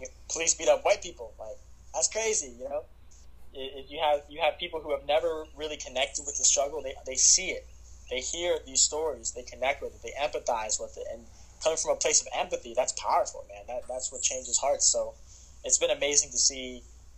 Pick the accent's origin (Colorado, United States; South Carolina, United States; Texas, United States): South Carolina, United States; I'm from South Carolina, and it's in some parts of our state, like the state I live